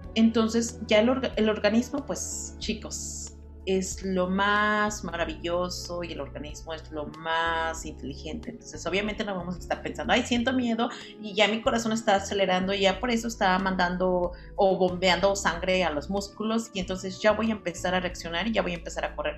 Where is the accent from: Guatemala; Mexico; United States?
Mexico; nosotros como buenos mexicanos